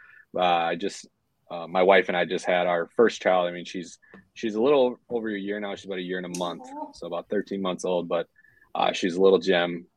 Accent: St. Paul, Minnesota, United States; I'm from born and raised Minnesota. I would say St. Paul is probably my home more so than Minneapolis is.

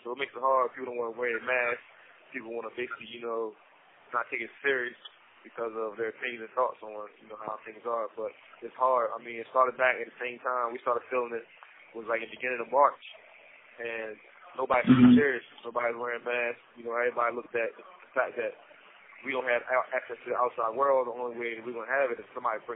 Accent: Salisbury, Maryland, United States; also born or lived in Delaware; I'm from Salisbury, Maryland. I was born in Delaware, raised in Salisbury

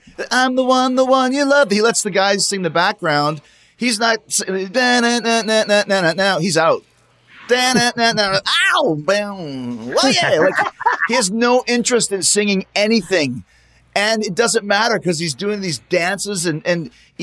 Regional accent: Winnipeg, Manitoba, Canada; I grew up in Winnipeg

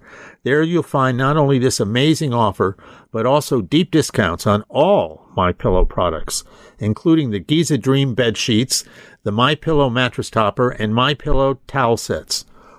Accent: Pennsylvania, United States; my home state

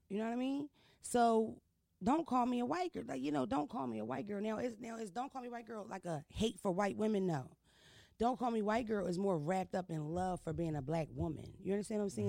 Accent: Philadelphia, Pennsylvania, United States; I'm from Philadelphia. I'm not from Baltimore. I'm not from New York City

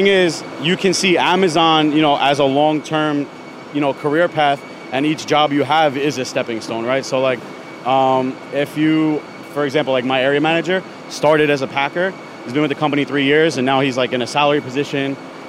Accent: New York City, New York, United States; was born and raised in Staten Island.

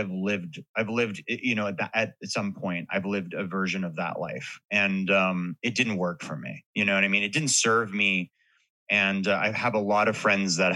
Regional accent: Hollywood, California, United States; well, what it is is like growing growing up in Hollywood. I that's why I brought up the book earlier. It was like a lo- it was a love letter to a town that now I mean it feels totally different

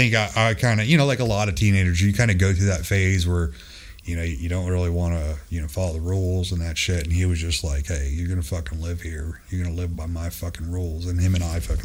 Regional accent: Palm Beach County, South Florida, United States; also born or lived in Kaneohe Bay, Hawaii; I grew up in South Florida, Palm Beach County area

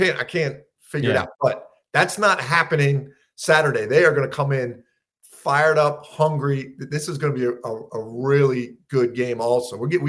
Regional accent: Philadelphia, Pennsylvania, United States; growing up in Philly, I love all the teams.

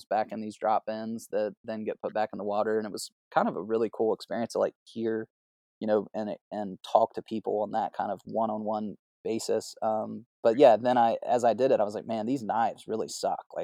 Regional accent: South Carolina, United States; I grew up on the on the Whale Branch. We've had those leases in our family for you know hundred years or whatever.

